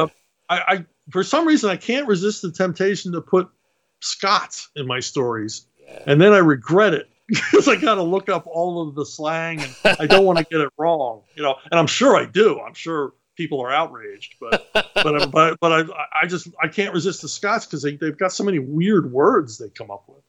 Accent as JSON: {"language": "English", "town": "Philadelphia", "region": "Pennsylvania", "country": "United States", "tie": "born or raised there", "said": "I grew up in Philadelphia."}